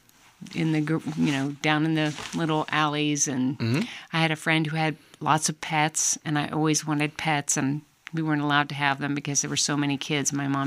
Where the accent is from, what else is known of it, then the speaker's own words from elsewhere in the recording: West Point, New York, United States; born there; My father taught at West Point, mm-hmm. and I was born there.